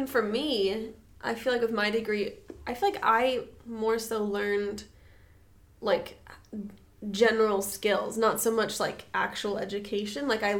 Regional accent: San Diego, California, United States; Like, I'm from San Diego. I get excited when there's grass.

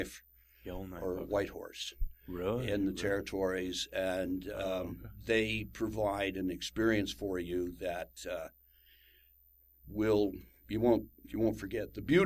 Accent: United States; I'm an American

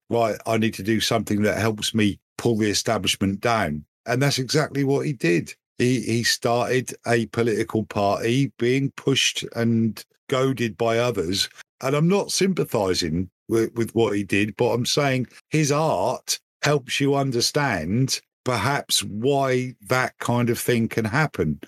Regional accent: United Kingdom; 'cause I'm British

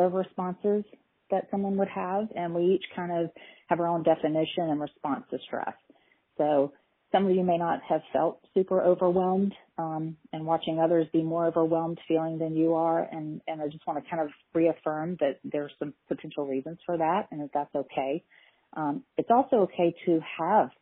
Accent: Tallahassee, Florida, United States; I am actually born and raised in Tallahassee and have a private practice here in town

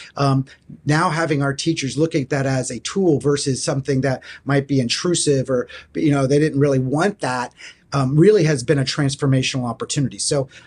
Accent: Florida, United States; moved away; I grew up in Florida

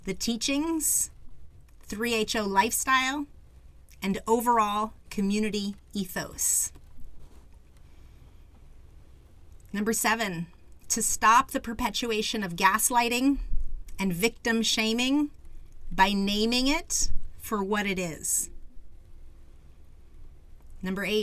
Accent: Phoenix, Arizona, United States; I was born in the Phoenix community

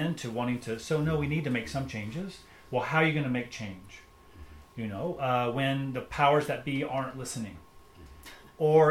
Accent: United States; I grew up, I'm an American

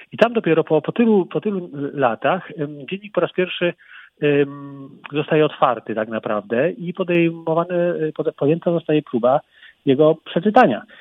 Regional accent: Kraków, Lesser Poland, Poland; Krakusem z urodzenia. Także znaczy, ja wychodzę na pole. Nie na dwór, ale na pole wychodzę.

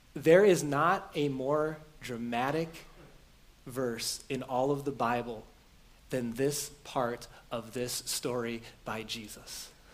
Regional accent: Beaver Dam, Wisconsin, United States; moved away; the house I grew up in in Beaver Dam where my parent, Wisconsin, where my parents don't live anymore

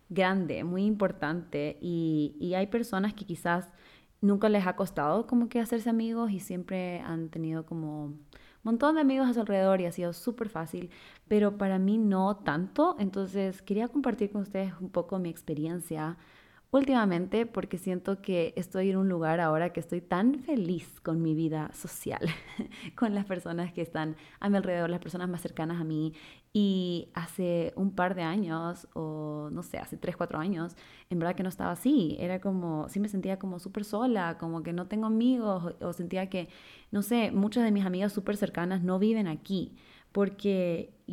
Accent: Guayaquil, Guayas, Ecuador; now in Quito, Ecuador; me mudé de Guayaquil a Quito eh, y ahí fue cuando entré a la universidad, pero tampoco conocía a nadie en Quito.

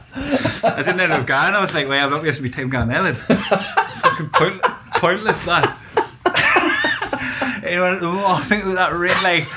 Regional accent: Newcastle, North East England, United Kingdom; I support Newcastle, I'm a Geordie.

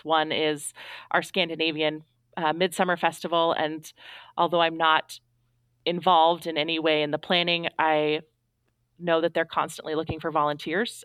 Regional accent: Astoria, Oregon, United States; moved away as an adult; I moved back home to my hometown

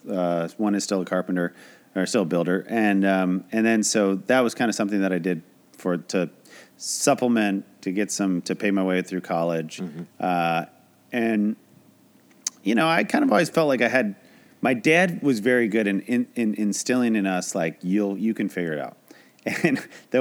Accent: Traverse City, Michigan, United States; moved away as an adult; now in Los Angeles, United States; I moved out here with a buddy who graduated from Michigan State that I grew up with in Traverse City

